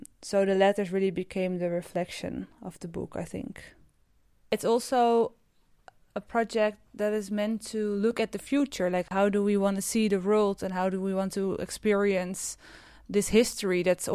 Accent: Netherlands

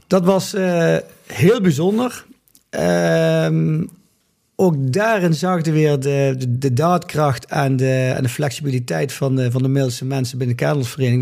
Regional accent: Limburg, Netherlands; moved away as an adult; also born or lived in Grave, North Brabant; now in Mill, Netherlands; in mijn geboortedorp Waalwijk, in Apeldoorn, Limburg, waar we vandaan komen, daar vierden wij altijd flink carnaval

